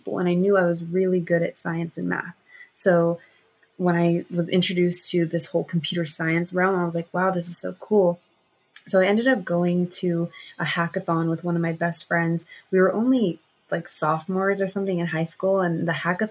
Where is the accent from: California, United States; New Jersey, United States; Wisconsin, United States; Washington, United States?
California, United States; Southern; growing up in Southern California with a huge traffic problem